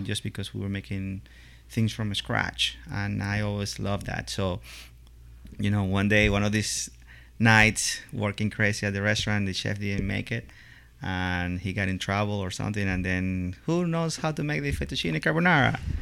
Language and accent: English; Venezuela; moved away as an adult; also born or lived in Italy / Ohio, United States; now in Lexington, United States; I uh, was born born and raised in Venezuela